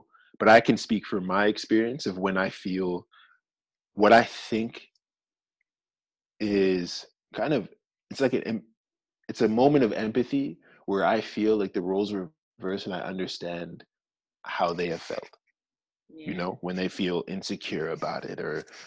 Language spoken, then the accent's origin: English; Georgia, United States; moved away; I'm from Georgia.